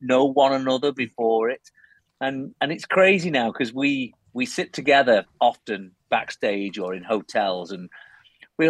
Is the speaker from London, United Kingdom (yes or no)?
no; Cheshire, North West England, United Kingdom; And I was born in Cheshire, which is between Liverpool and Manchester.